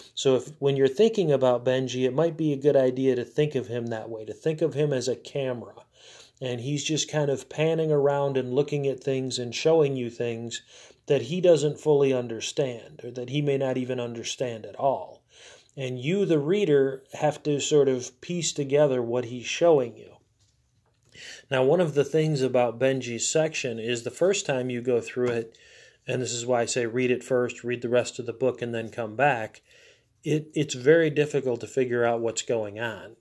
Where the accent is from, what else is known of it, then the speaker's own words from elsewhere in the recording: United States; as an American, as someone who has more firsthand knowledge of American culture